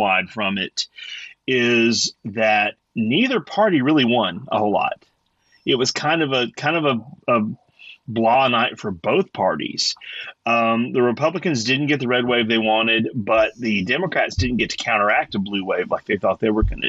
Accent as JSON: {"language": "English", "region": "Georgia", "country": "United States", "tie": "born or raised there", "said": "here in my home state of Georgia"}